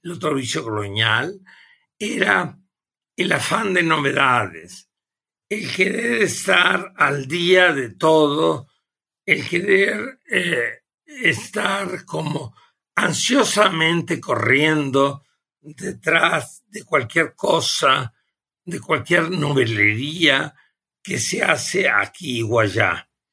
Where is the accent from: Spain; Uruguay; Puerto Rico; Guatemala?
Uruguay; moved away as an adult; also born or lived in Germany; now in Mexico; Yo originariamente provengo del Uruguay